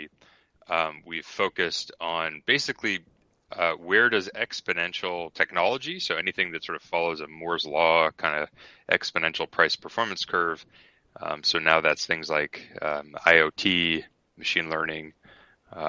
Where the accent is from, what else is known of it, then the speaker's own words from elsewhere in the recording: Toronto, Ontario, Canada; moved away as an adult; also born or lived in Ithaca, New York; now in Bay Area, United States; I grew up in Toronto, went to Cornell